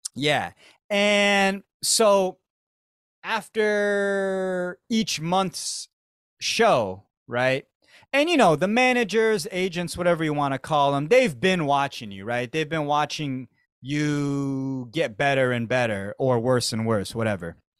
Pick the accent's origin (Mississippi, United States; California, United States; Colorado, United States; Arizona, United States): Arizona, United States; moved away as an adult; now in Tokyo, Japan; I grew up with Mexicans in Arizona